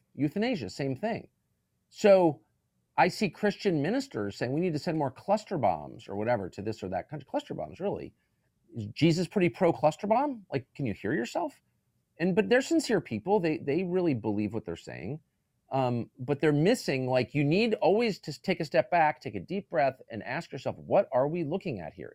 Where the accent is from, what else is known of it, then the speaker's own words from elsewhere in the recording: United States; as an American